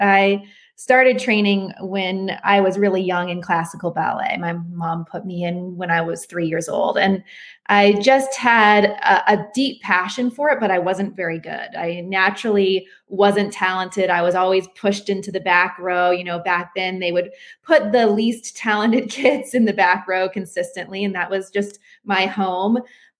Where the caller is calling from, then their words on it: Asheville, North Carolina, United States; I'm calling from Asheville, North Carolina.